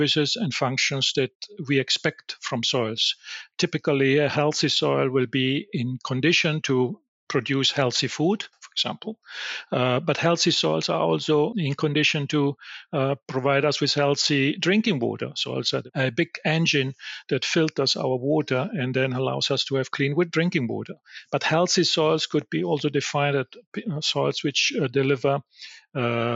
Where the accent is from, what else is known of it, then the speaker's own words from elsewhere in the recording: Italy; I'm from Italy